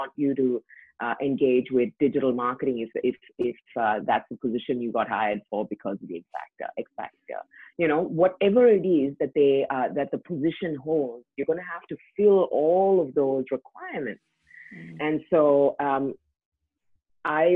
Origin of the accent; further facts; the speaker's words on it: India; moved away as an adult; now in Australia; I grew up in India